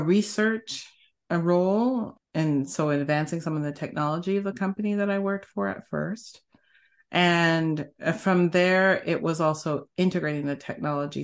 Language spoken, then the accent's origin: English; Canada; moved away as an adult; also born or lived in Bay Area, United States; now in United States; I started off in Canada 'cause I'm Canadian